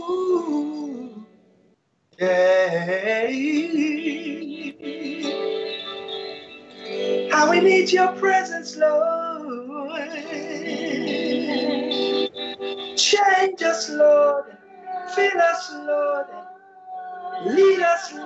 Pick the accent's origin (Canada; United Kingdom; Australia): United Kingdom; London; moved away as an adult; now in Kent coast, United Kingdom; We're from London, just like Abigail. We're Londoners born and bred